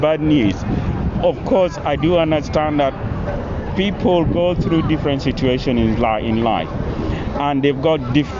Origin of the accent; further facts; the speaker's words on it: Uganda; When you talk about culture, I'm coming from an African culture. {S0} Where are you from exactly? {S1} From Uganda.